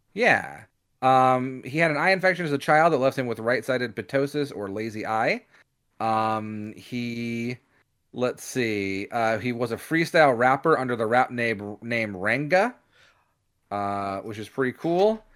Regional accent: United States; we're American

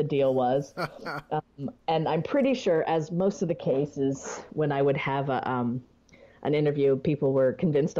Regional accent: United States

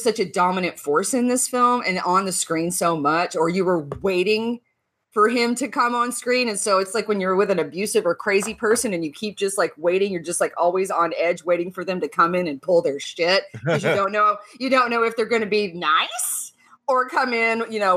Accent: the Bible Belt, United States; I grew up in the Bible Belt

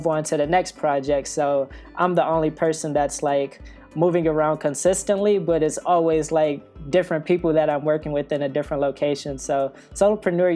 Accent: Detroit, Michigan, United States; moved away as an adult; also born or lived in New York; I'm originally from Detroit, Michigan, but I lived in New York for I guess like the past 3 years.

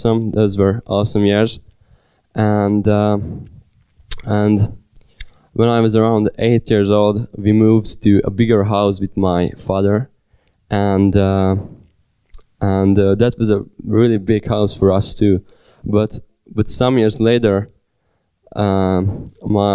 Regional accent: Sárvár, Vas, Hungary; born or raised there; also born or lived in Budapest, Hungary

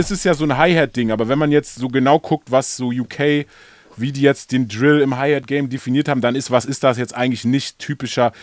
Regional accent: Berlin, Germany; als Berliner

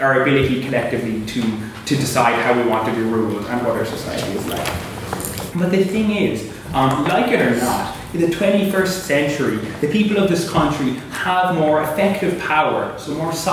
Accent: Cork, Munster, Ireland; moved away as an adult; now in Belfast, United Kingdom; I'm from Cork, so one of those EU migrants.

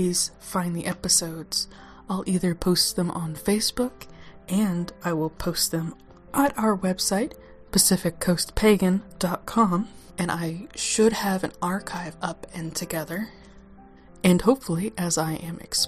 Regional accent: Oklahoma, United States; accent: southern twang; moved away as an adult; now in Washington, United States; I am from Oklahoma, so if my southern twang comes out, it's what I'm stuck

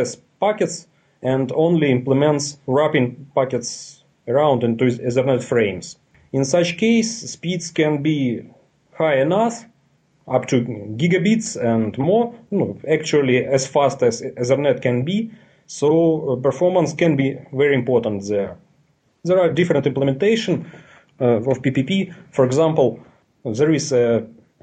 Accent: Dnipro, Dnipropetrovsk Oblast, Ukraine; I am live in Dnipropetrovsk, Ukraine. It's in Eastern Europe. I am 29. I am a programmer and FreeBSD administrator in a big communication company in my country

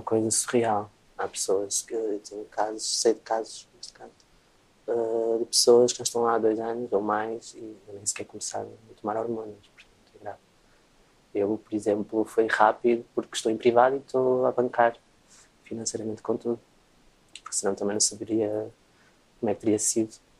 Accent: Travanca, Aveiro District, Portugal; perto da minha aldeia onde eu cresci

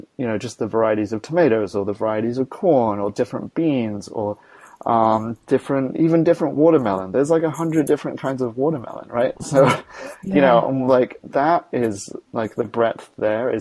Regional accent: Australia; moved away; I was born in Australia

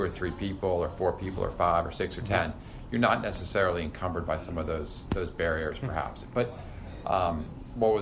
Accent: Darnestown, Maryland, United States; a lifelong resident here in Montgomery County, I know it pretty well. I grew up in Darnestown.

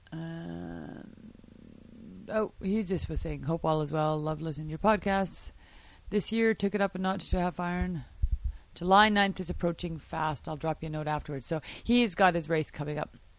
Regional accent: Canada; I'm Canadian.

